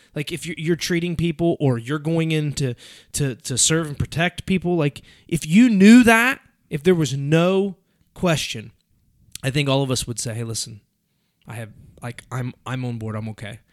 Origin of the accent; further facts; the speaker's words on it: United States; I'm an American